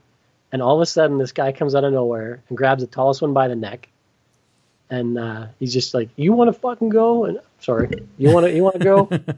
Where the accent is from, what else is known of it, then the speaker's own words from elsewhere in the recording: Irma, Alberta, Canada; I'm in a bar in Wainwright. Don't really know anybody because I'm from Irma.